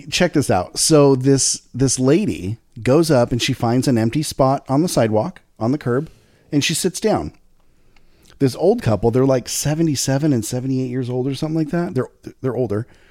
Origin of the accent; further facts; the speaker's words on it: Lake Havasu City, Arizona, United States; moved away; also born or lived in Riverside, California; I was born in Lake Havasu City, Arizona, right down the street from the repurposed London Bridge